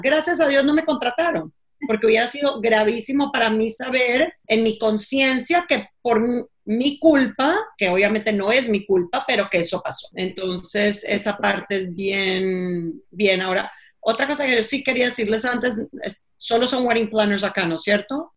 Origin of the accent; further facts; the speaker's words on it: United States; yo soy bien gringa